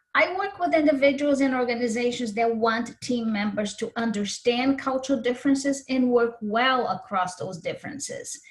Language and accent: English; Brazil; also born or lived in Minnesota / Spain / Ukraine / Japan; now in United States; I was born in Brazil, but have been in the US for many years now.